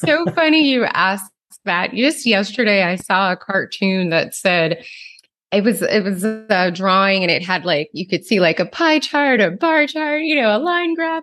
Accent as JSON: {"language": "English", "region": "New Jersey", "country": "United States", "tie": "born or raised there", "said": "where I grew up in New Jersey"}